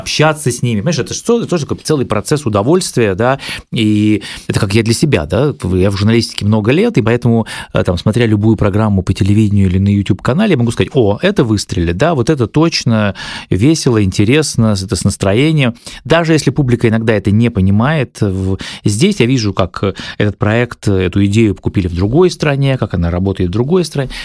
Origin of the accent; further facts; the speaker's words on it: Apatity, Murmansk Oblast, Russia; у моего родного города Апатиты